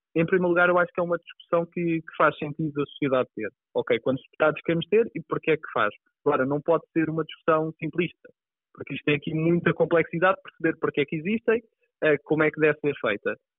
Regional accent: Pinhal Novo, Setúbal, Portugal; also born or lived in Azores; sou do, do Pinhal Novo, que é, que é a minha terra, mas cresci nos Açores

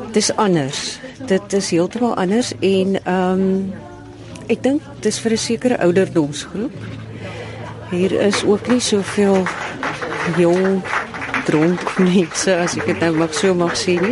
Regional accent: Robertson, Western Cape, South Africa; Ek is van Robertson

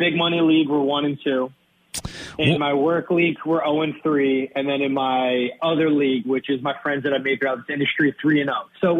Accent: Wayne, New Jersey, United States; my hometown of Wayne, New Jersey. I grew up on a lake

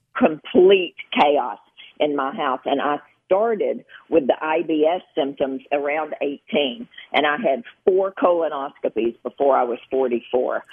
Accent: Gilbertsville, Kentucky, United States; I'm from Western Kentucky, so I can say, you know, from Gilbertsville, Kentucky

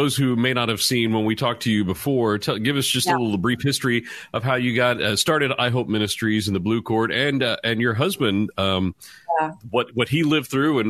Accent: Richardson, Texas, United States; moved away; Karen is in my hometown of Richardson, Texas.

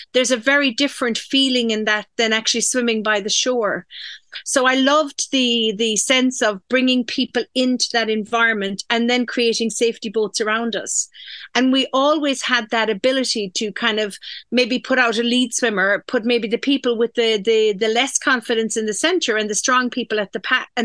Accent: Dingle, Munster, Ireland; also born or lived in Donegal; I grew up in Dingle. I was born actually in Donegal, from a fishing family.

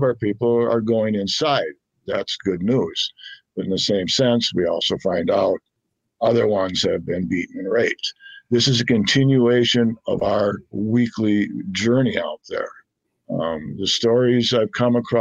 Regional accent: Saint Paul, Minnesota, United States; also born or lived in Fargo, North Dakota / Moorhead, Minnesota; I moved about 10 years ago back to St. Paul, which is my hometown.

